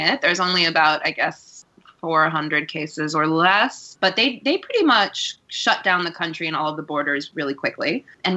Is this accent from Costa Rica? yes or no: yes; Costa Rica; now in New York, United States; I come from, I grew up in Costa Rica